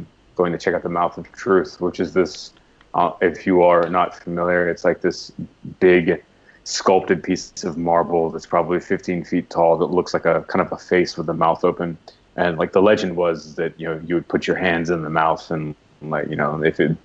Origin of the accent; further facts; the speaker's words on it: United States; being American and growing up American